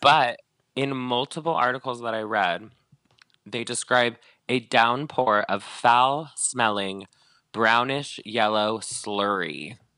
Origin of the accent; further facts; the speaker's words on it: Northern California, United States; moved away; I'm from Northern California.